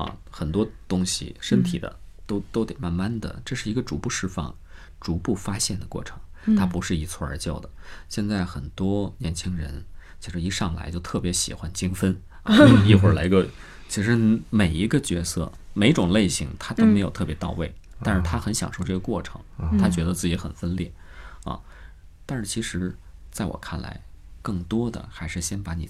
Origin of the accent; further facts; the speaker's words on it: Changchun, Jilin, China; accent: Northeastern Mandarin; moved away as an adult; now in Beijing, China; 我是东北人，我来到北京之后，其实我在长春、在长影已经配过两年音了。来到北京之后，有一些音还是带着东北方音。